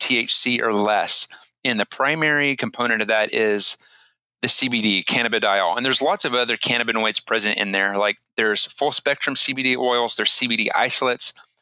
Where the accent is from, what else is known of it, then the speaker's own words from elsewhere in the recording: Denton, Texas, United States; now in Austin, United States; I grew up in Denton, Texas, and I currently live in Austin, Texas